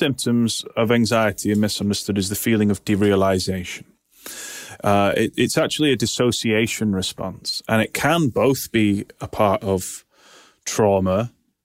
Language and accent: English; United Kingdom; now in Manchester, United Kingdom; I'm British.